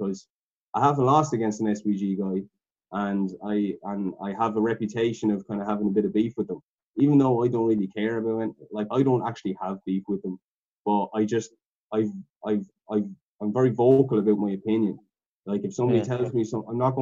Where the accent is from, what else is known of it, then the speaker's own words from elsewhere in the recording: Ireland; we're all from Ireland